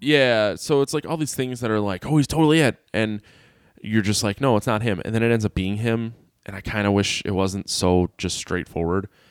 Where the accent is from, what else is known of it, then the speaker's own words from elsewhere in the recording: near Milwaukee / Sheboygan area, Wisconsin, United States; I grew up near Jeffrey Dahmer.